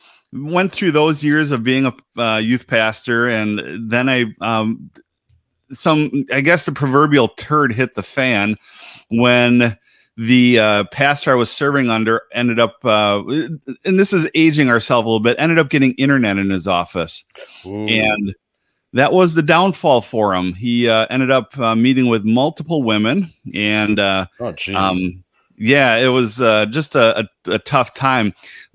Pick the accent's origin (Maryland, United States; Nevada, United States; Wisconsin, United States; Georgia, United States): Wisconsin, United States; Milwaukee; accent: northern; Okay, well, so I live in my hometown's Milwaukee, Wisconsin. And so if you hear my southern, or rather my northern accent, you know, forgive me